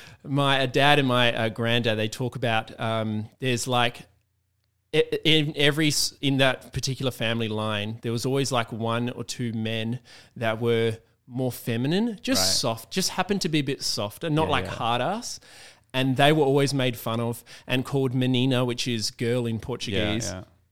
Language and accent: English; Perth, Western Australia, Australia; like where I was in coming from Perth, which, you know, is just such a small place compared to Sydney